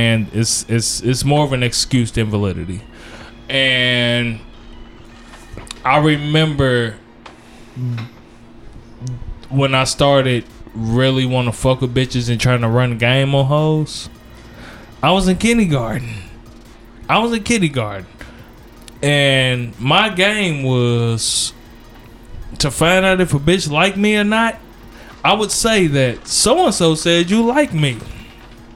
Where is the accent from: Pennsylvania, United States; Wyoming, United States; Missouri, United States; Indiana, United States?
Indiana, United States; Gary; I'm from Gary